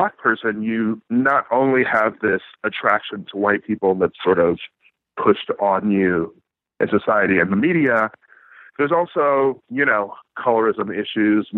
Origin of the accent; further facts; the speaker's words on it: Wisconsin, United States; I grew up in the Midwest as well, mm-hmm. in Wisconsin